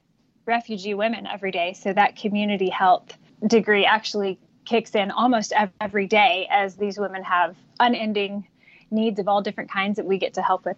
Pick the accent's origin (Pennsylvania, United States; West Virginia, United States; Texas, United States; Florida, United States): Texas, United States; I was born and raised in Texas